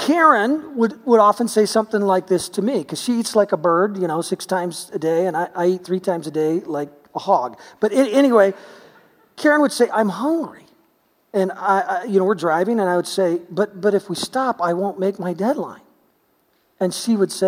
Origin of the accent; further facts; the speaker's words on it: United States; we're American.